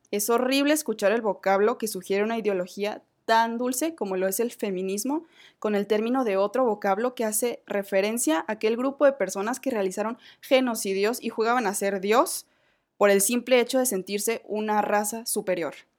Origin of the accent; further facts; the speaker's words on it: Mexico; como mexicana, como mujer